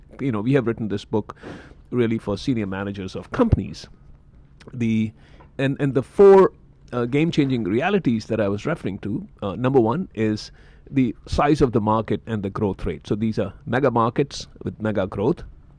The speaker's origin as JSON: {"language": "English", "country": "India", "said": "I'm from India."}